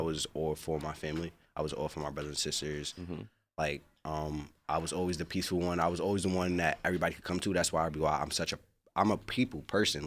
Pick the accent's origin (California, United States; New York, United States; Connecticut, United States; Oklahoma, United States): New York, United States; New York City; moved away as an adult; now in Los Angeles, United States; I am from Queensbridge, New York